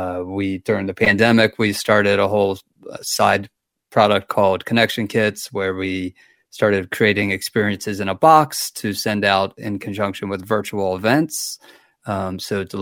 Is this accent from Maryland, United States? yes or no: yes; Baltimore, Maryland, United States; moved away as an adult; also born or lived in Asheville, North Carolina; now in Waynesville, United States; I'm originally from Baltimore, Maryland, and we moved to Asheville about 10 years